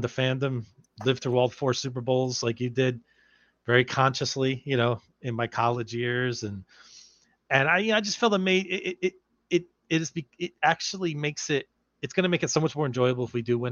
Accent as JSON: {"language": "English", "town": "South River", "region": "New Jersey", "country": "United States", "moved": "yes", "lives_now": "California, United States", "said": "I'm from South River, New Jersey"}